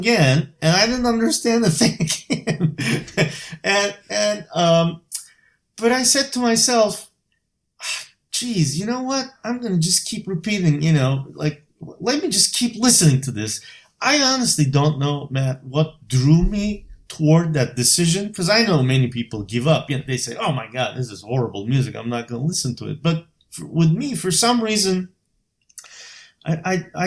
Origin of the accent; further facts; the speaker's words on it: Bursa, Turkey; moved away as an adult; now in Boston, United States; my hometown, Bursa